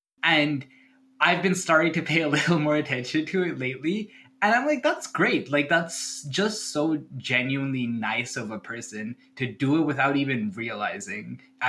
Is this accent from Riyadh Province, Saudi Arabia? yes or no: yes; Riyadh, Riyadh Province, Saudi Arabia; now in Brampton, Canada; because I came from Riyadh and I came here to Brampton. I was like, this is a village.